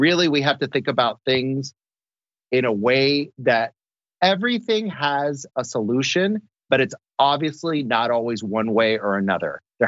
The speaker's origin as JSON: {"language": "English", "town": "Orlando", "region": "Florida", "country": "United States", "said": "I'm from Orlando, Florida."}